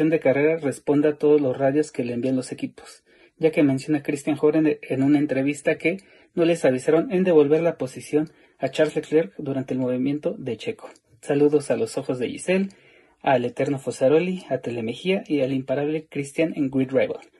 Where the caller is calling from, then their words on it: Coacalco, State of Mexico, Mexico; Soy Edgar de Coacalco, Estado de México.